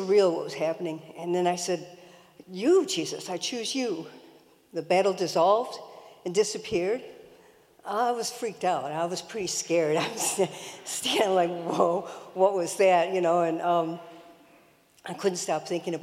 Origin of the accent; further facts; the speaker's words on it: Detroit, Michigan, United States; I grew up in Detroit with two older brothers